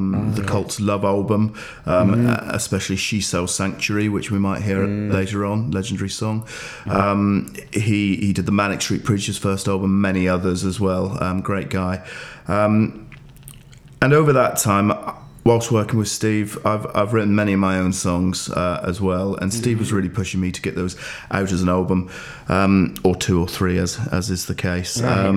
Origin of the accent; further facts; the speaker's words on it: West Country, South West England, United Kingdom; moved away as an adult; also born or lived in Brighton / London / Ashdown Forest; now in Forest Row, United Kingdom; I grew up in the West Country, moved to the southeast of England 20 years ago, first Brighton, then London, and we finally settled in the Ashdown Forest near Forest Row